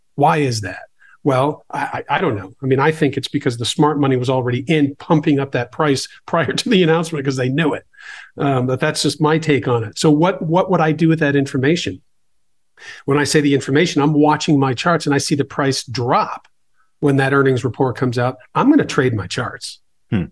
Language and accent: English; Boston, Massachusetts, United States; I grew up in the Boston area